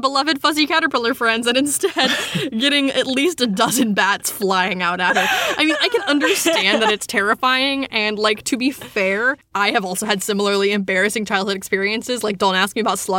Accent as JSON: {"language": "English", "region": "West Virginia", "country": "United States", "tie": "born or raised there", "said": "growing up in West Virginia"}